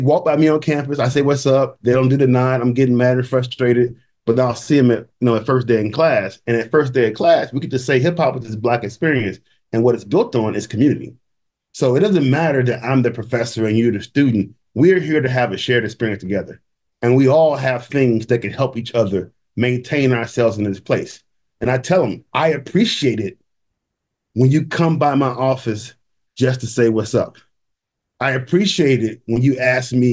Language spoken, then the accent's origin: English; St. Louis, Missouri, United States; moved away; I come from St. Louis, all black community